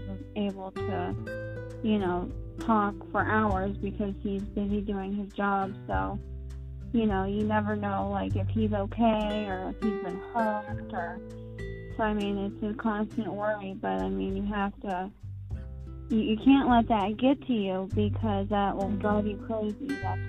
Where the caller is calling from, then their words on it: Greensboro, Pennsylvania, United States; I am 31 years old. And I am calling from Greensboro, Pennsylvania.